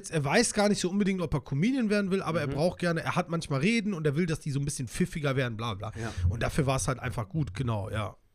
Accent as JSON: {"language": "German", "town": "Solingen", "region": "North Rhine-Westphalia", "country": "Germany", "tie": "born or raised there", "said": "Ich komme ja ursprünglich aus Solingen, bin dort geboren und dann irgendwann habe ich dort gelebt."}